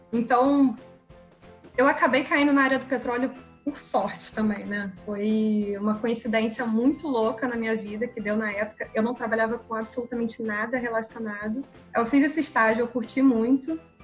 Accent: Rio de Janeiro, Brazil; carioca, 26 anos

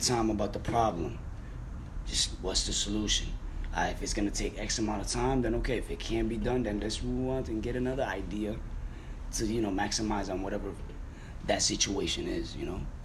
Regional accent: Providence, Rhode Island, United States; also born or lived in Dominican Republic; now in New Jersey, United States; I originally grew up in Providence, Rhode Island.

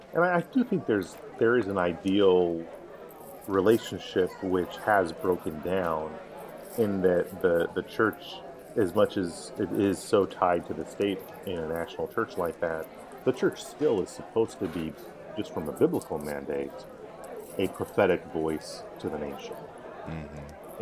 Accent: United States; as an American

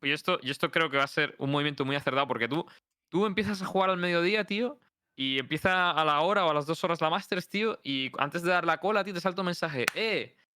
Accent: Spain; no solo que nos beneficia a nosotros como comunidad española, sino también que se vive distinto, tío.

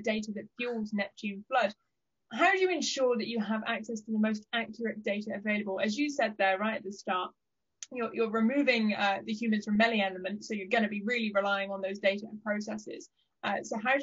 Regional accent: Somerset Levels, South West England, United Kingdom; I grew up on the Somerset Levels here in the UK

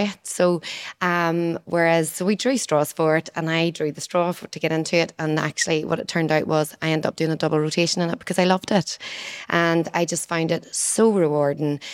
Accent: Moneymore, Northern Ireland, United Kingdom; I'm from Moneymore, and then I didn't move too far away from Moneymore in the fact that I still live there.

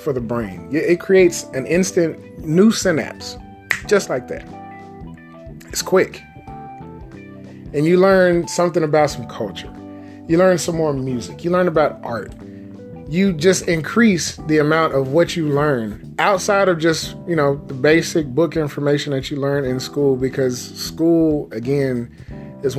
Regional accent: United States; being an American

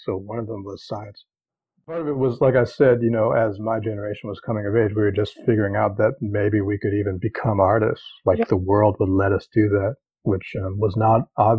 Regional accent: Rochester, New York, United States; accent: American; moved away as an adult; also born or lived in Northern California; the Indian community where I was growing up in Rochester, New York

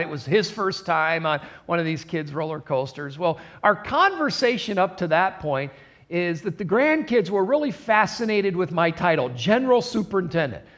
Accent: Adrian, Michigan, United States; I was born in Adrian, Michigan, just about 30 miles north of here. Uh, born and raised in a Christian home

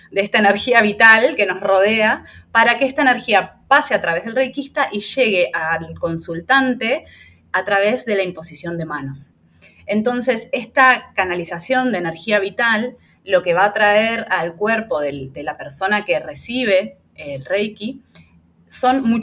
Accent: Argentina; moved away as an adult; now in Panama; argentina, em, tengo 38 años, vivo en Panamá hace un poquito más de tres años.

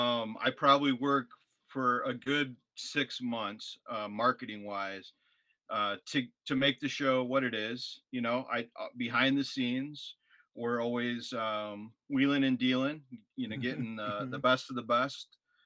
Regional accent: Illinois, United States; now in Northwest Indiana, United States; And so when we moved to Northwest Indiana, because I'm a transplant from Illinois, we decided that the area itself needed something.

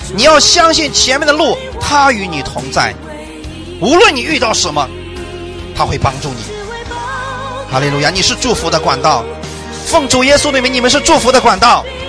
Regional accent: China; 我们中国人

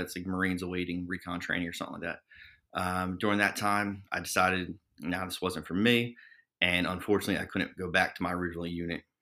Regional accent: Trenton, New Jersey, United States; born and raised in New Jersey, um, you know, Trenton

